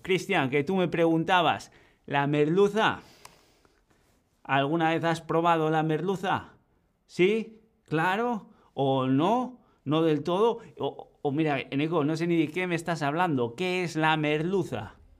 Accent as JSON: {"language": "Spanish", "region": "Basque Country", "country": "Spain", "said": "yo que vengo de Euskadi"}